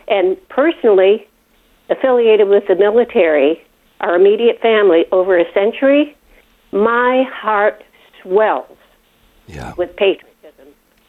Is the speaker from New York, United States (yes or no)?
no; Chicago, Illinois, United States; And growing up in Chicago, I mean, we had Jewish, Italian, Polish, Lithuanian, Greek, Hungarian, and everybody was cohesive with each other.